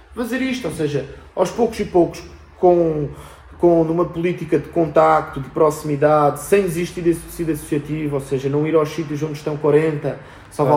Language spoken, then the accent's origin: Portuguese; Albufeira, Algarve, Portugal; now in Lisbon, Portugal; eu venho até da Albufeira, ou seja, venho do. Ou não sou de Lisboa, agora vivo cá